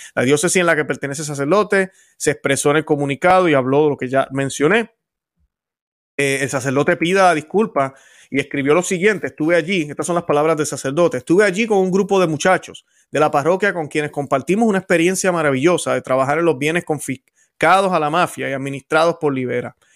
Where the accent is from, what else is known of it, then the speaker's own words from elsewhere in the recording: Puerto Rico; Yo vengo del Caribe, vengo de Puerto Rico, y en Puerto Rico andamos sin camisa donde quiera